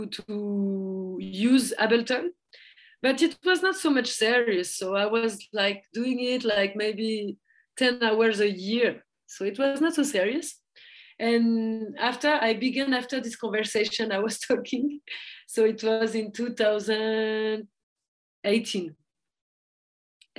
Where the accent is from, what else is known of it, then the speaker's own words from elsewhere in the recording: France; accent: French; English is a second language; now in Lisbon, Portugal; my French accent